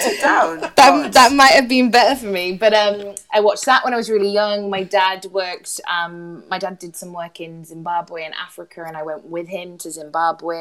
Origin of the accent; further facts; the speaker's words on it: Huddersfield, Yorkshire and the Humber, United Kingdom; moved away as an adult; now in London, United Kingdom; I grew up in Huddersfield